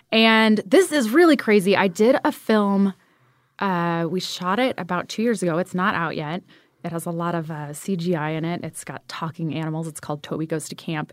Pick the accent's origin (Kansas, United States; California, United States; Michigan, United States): California, United States; Ventura; moved away; Grew up in Ventura